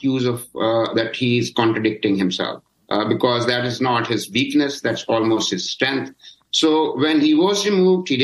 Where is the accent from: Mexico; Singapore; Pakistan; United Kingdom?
Pakistan; as a Pakistani